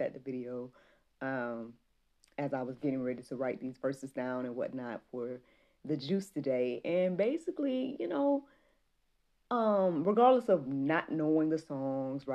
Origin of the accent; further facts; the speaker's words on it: Jackson, United States; moved away; Jackson, to my hometown